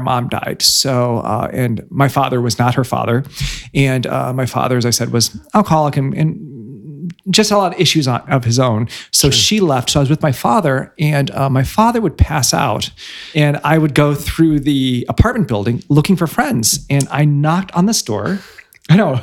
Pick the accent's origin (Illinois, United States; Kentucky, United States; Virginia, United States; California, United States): Illinois, United States; Bloomington; moved away as an adult; also born or lived in Pekin, Illinois / London; now in Chicago, United States; i was born pekin and then i grew up in bloomington Bloomington, Bloomington Normal, Illinois